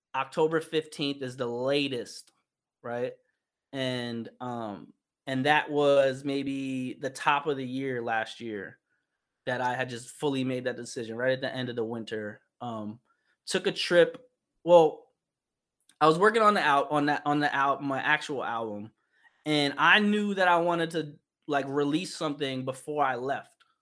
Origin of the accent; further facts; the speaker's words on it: New York, United States; moved away as an adult; now in Los Angeles, United States; currently I live in Los Angeles, and I'm born and raised in New York